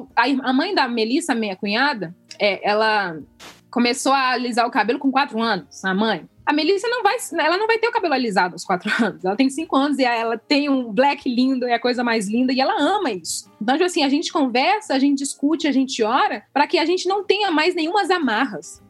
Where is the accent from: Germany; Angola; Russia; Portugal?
Angola; now in Brazil; eu sendo angolano